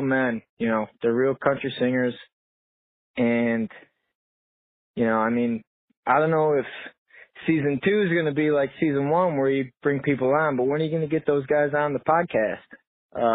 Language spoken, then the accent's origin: English; Chicago, Illinois, United States; I'm from Chicago, Illinois